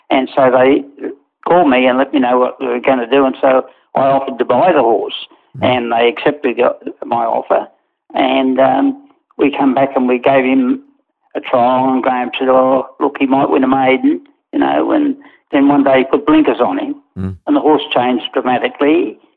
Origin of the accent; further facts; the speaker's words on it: Newcastle, New South Wales, Australia; born there; Yeah, I was born in Newcastle, and my grandfather was a, a trainer.